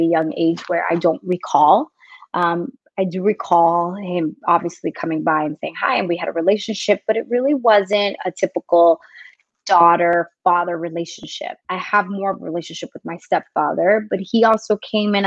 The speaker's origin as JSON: {"language": "English", "town": "New York City", "region": "New York", "country": "United States", "tie": "born or raised there", "also_born_or_lived": "South Florida / Dominican Republic (ancestry)", "moved": "yes", "said": "I was actually born in New York City. So I am American. I am second generation"}